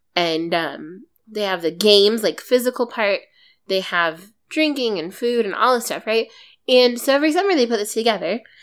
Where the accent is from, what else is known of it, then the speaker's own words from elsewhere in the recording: East Coast, United States; though my family isn't Southern, we are white and from the East Coast